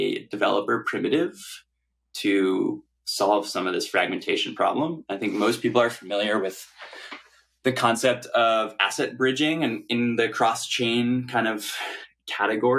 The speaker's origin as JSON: {"language": "English", "town": "New York City", "region": "New York", "country": "United States", "tie": "born or raised there", "said": "I grew up in New York City and went to high school here"}